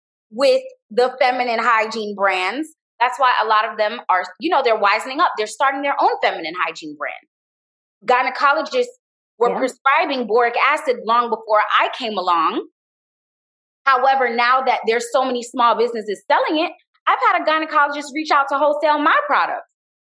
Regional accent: Jamaica; And I say this because I'm Jamaican, you know, we're colonized by the British

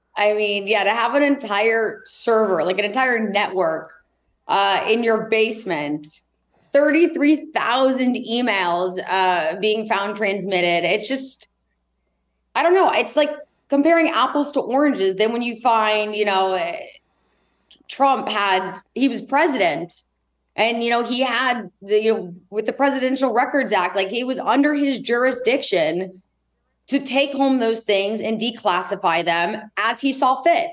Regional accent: Indianapolis, Indiana, United States; growing up in Indianapolis

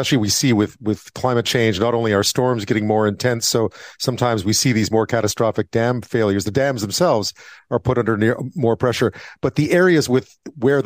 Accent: Quebec, Canada; I was growing up in Quebec in the 70s

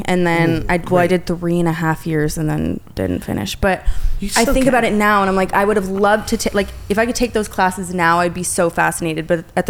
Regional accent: Phoenix, Arizona, United States; also born or lived in Tucson, Arizona; From Phoenix, and then I went to college in Tucson.

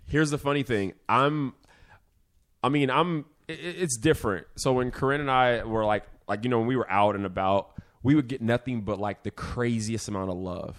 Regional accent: Vacaville, California, United States; I'm not from Africa, I'm actually from Vacaville

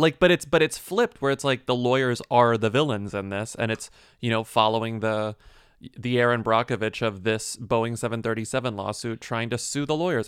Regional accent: Texas, United States; I'm from Texas.

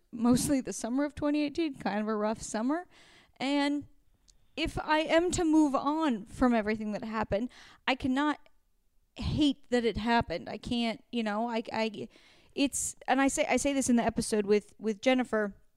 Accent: Oregon, United States; moved away; I grew up in Oregon where, like, we had crappy weather

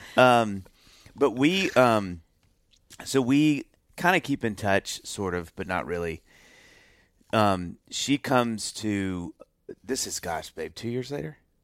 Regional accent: Mississippi, United States; moved away as an adult; also born or lived in Knoxville; we grew up in Mississippi

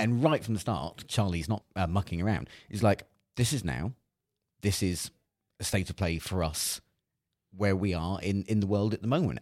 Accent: Cornwall, South West England, United Kingdom; I grew up in Cornwall

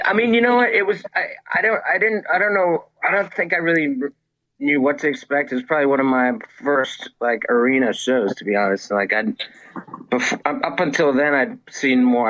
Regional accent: Reston, Virginia, United States; I grew up in um, in Northern Virginia. I grew up in Reston, Virginia

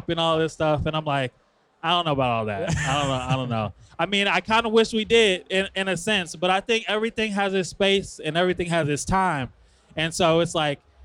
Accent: Chicago, Illinois, United States; I'm from Chicago

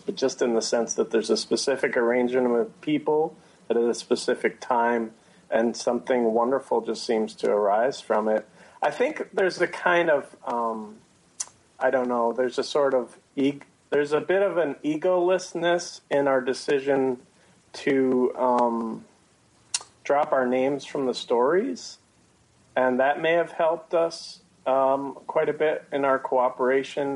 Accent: Madison, Wisconsin, United States; I'm from the suburbs of Madison, Wisconsin.

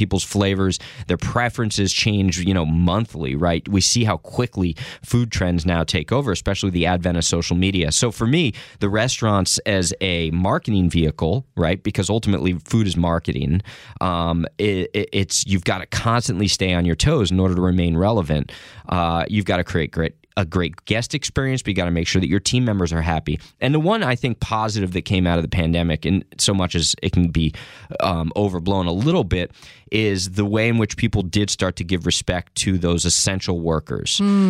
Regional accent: New Jersey, United States; I grew up in Jersey, right? Mm-hmm. So I'm from this area, and I went to a small liberal arts college up in Maine

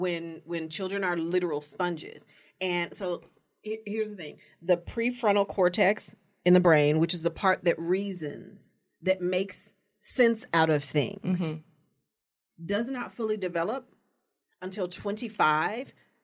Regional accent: Las Vegas, Nevada, United States; I live in Las Vegas now. I grew up in Las Vegas.

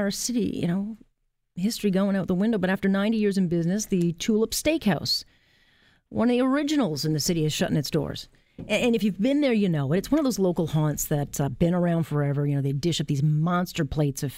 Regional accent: Hamilton, Ontario, Canada; I'm from Hamilton

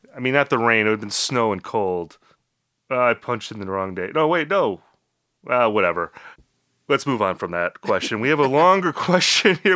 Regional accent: Midwest, United States; Rob and I, you know, we're both from the Midwest

